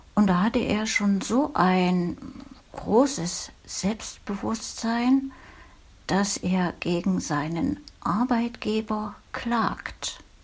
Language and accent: German; Thuringian Forest village, Germany; In meinem Heimatdorf, damals eine 300-Seelen-Gemeinde, gab es wunderschöne Thüringer Waldluft